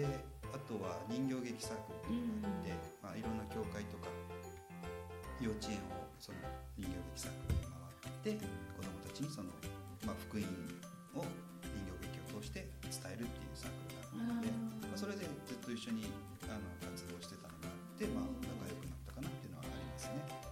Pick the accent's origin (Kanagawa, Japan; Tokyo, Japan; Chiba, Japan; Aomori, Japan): Kanagawa, Japan; Chigasaki; 生まれも育ちも茅ヶ崎市なんですけども